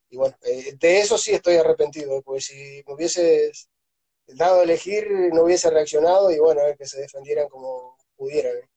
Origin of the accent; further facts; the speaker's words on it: Artigas, Uruguay; moved away as an adult; also born or lived in Montevideo / Venezuela; now in Ayacucho, Peru; yo soy de Uruguay, nací y, estuve tuve hasta los 13 años más o menos en un pueblito que es, está en una zona rural